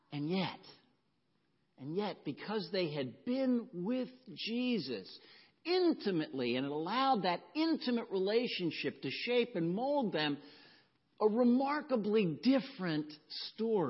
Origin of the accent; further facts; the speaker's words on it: the South, United States; growing up in the South